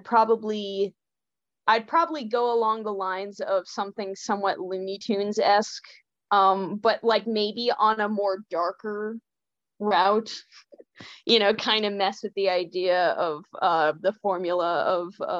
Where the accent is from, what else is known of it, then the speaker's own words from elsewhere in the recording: Illinois, United States; I was raised LDS in Illinois